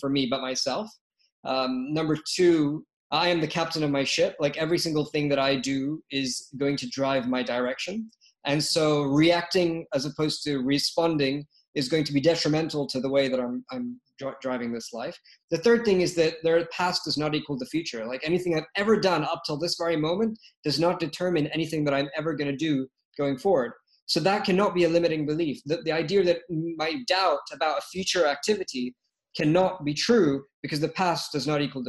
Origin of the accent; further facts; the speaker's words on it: London, United Kingdom; moved away; also born or lived in Lagos, Nigeria; I was born in London, spent some of my time in Lagos, Nigeria